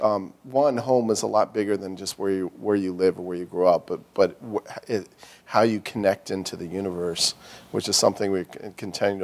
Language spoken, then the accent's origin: English; Philadelphia, Pennsylvania, United States; growing up in the Germantown section of Philadelphia